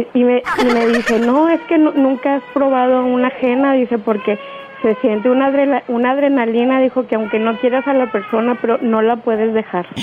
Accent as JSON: {"language": "Spanish", "town": "Guadalupe", "region": "Nuevo León", "country": "Mexico", "said": "Yo soy de acá, de Guadalupe, de Nuevo León"}